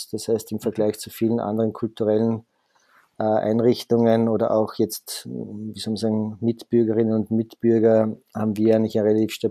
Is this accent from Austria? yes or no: yes; Vienna, Austria; born there; ich bin gebürtiger Wiener